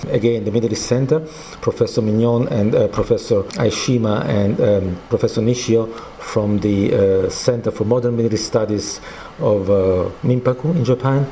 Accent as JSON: {"language": "English", "town": "Naples", "region": "Campania", "country": "Italy", "said": "I'm coming from Naples, uh, Italy"}